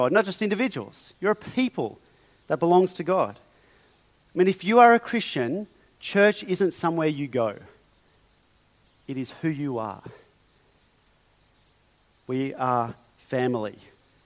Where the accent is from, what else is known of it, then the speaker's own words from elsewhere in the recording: Australia; I am, you are, we are Australian